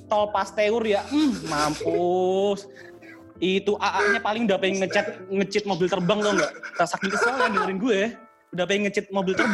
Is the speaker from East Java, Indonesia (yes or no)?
yes; East Java, Indonesia; bayangin ya gue dari Jawa